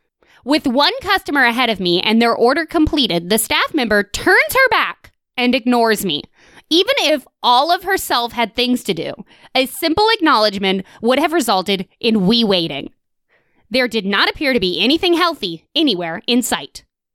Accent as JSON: {"language": "English", "town": "Sydney", "region": "New South Wales", "country": "Australia", "said": "I'm from Sydney, you redneck."}